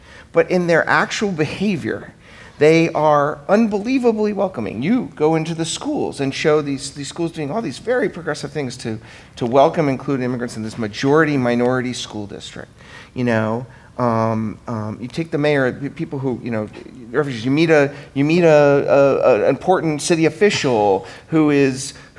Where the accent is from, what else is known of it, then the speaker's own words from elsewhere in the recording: California, United States; And as a Californian who's somewhat sensitive, given we're on the business end of this business from the Trump administration on this subject